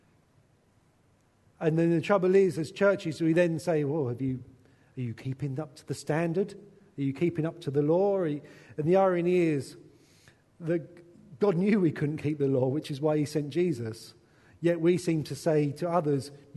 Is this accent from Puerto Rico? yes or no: no; England, United Kingdom; a white English man